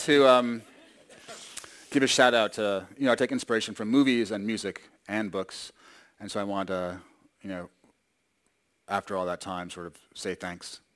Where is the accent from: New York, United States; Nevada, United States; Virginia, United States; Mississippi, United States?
New York, United States; I grew up in New York